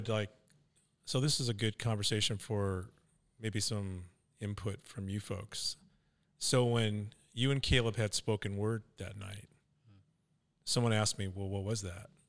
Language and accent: English; California, United States; well, because I'm from California, I actually had offices in Redding, California.